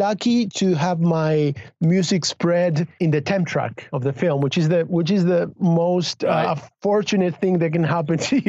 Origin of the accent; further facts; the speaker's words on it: Argentina; English is a second language; also born or lived in Los Angeles; now in Spain; I was born in Argentina in a family of filmmakers, of film workers. My father is a film director